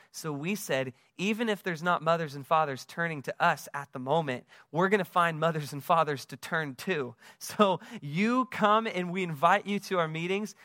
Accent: United States; now in West Palm Beach, United States; I am from the United States, as you can tell from my accent

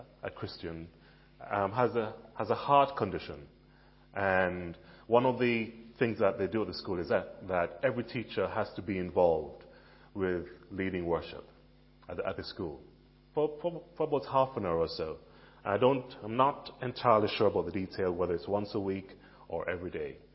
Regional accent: Jamaica; now in Billericay, United Kingdom; Many of you know that I am Jamaican. I grew up in Jamaica

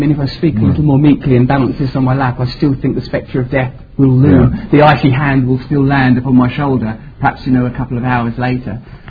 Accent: Essex, East of England, United Kingdom; I myself was seduced by it growing up in Essex and thought, oh yes, I want to be famous.

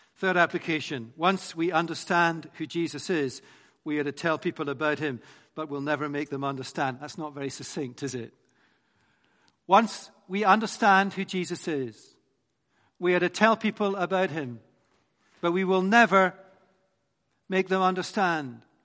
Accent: Scotland, United Kingdom; I'm Scottish.

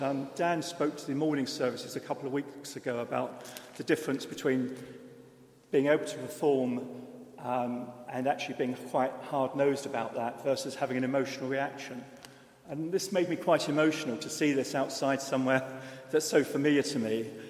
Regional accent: London, United Kingdom; now in Oxford, United Kingdom; I'm from London, and I think back to 40, 50 years ago, where I was brought up

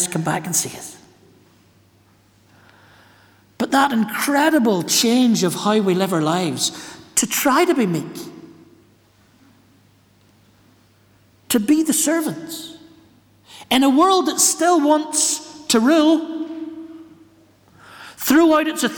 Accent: Ballymena, Northern Ireland, United Kingdom; I'm from Ballymena, where the shepherds are out in the fields and the ministers know their theology.

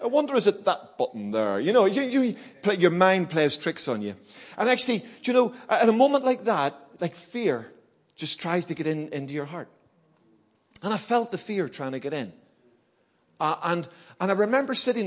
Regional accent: Belfast, Northern Ireland, United Kingdom; moved away; also born or lived in Birmingham; I grew up in Belfast, you know, during the Troubles

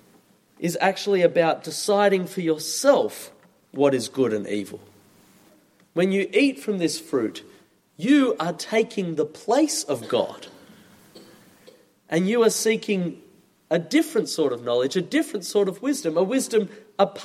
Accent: Australia; moved away; As you maybe have noticed from my accent, I'm from Australia

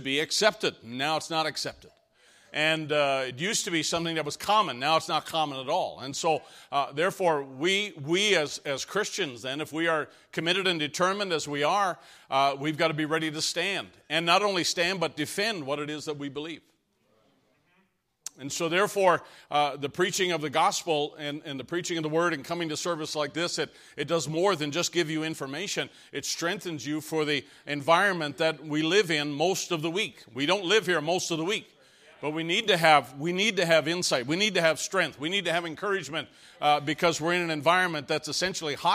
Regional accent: Canada; moved away; I came from Canada

